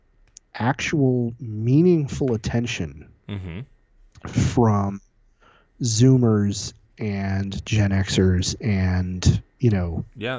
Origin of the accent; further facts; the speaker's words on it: San Diego, California, United States; moved away; growing up in Reagan country, in a suburb in San Diego, California, a neighborhood called Scripps Ranch.